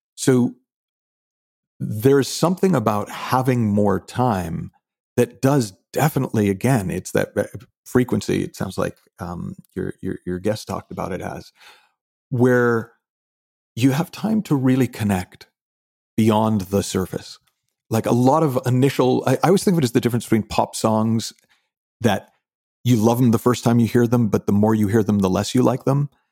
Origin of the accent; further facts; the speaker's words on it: Shrewsbury, Massachusetts, United States; also born or lived in Texas / London; now in Los Angeles, United States; I grew up originally, uh, uh, about an hour outside of Boston in a town called Shrewsbury